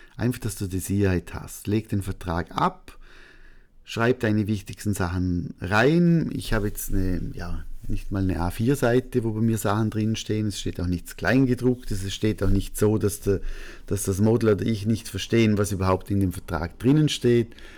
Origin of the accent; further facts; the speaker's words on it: Austria; als Österreicher